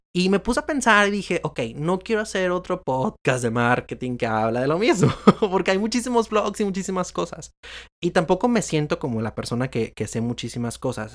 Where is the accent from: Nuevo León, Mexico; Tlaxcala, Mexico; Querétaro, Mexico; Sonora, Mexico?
Nuevo León, Mexico; Monterrey; soy de Monterrey, Nuevo León y actualmente vivo todavía en, en Monterrey, Nuevo León